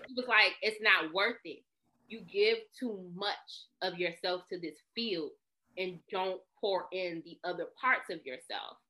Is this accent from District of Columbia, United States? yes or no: yes; Washington, District of Columbia, United States; I'm from Northeast DC, baby. You know, I'm from, I'm the pride of Capitol Hill